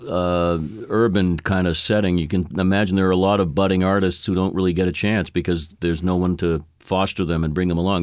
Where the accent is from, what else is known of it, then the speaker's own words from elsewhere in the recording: Boston, Massachusetts, United States; I'm a Bostonian